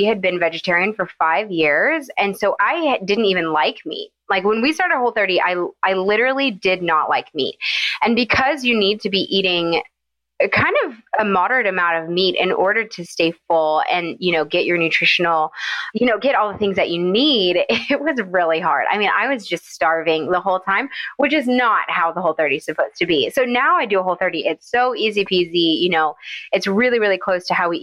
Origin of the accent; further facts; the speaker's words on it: Nashville, Tennessee, United States; moved away as an adult; also born or lived in Savannah, Georgia; now in Atlanta, United States; I'm from Nashville, and I went to UGA, fell in love, and have never left